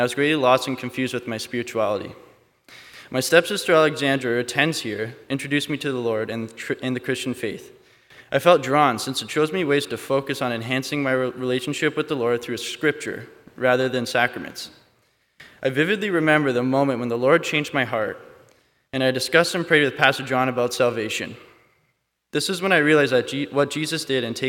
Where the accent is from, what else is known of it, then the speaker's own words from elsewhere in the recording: Hamilton, Ontario, Canada; I was born and raised in Hamilton